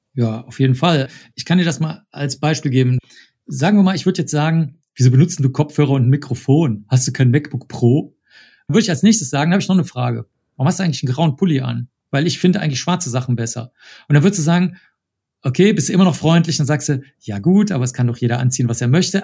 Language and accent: German; Cologne, North Rhine-Westphalia, Germany; also born or lived in United States; Ich komme aus Köln. Ich bin hier aufgewachsen